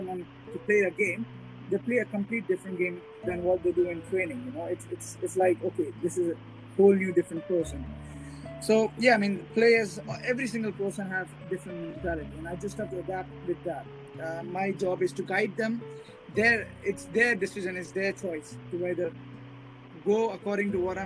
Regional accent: India; I'm an Indian and I'm proud of being an Indian

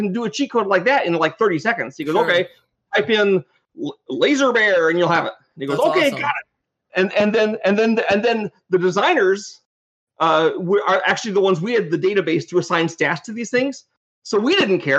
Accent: Canada; I'm from Canada, so I've made the laser bear with the Canadian flag on it

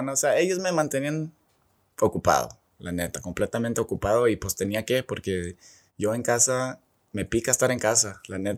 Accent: Mexico; Y pues ahí empecé la plática que pues que sí soy mexicano, bueno, pocho, pero o sea, sí puedo jugar como mexicano

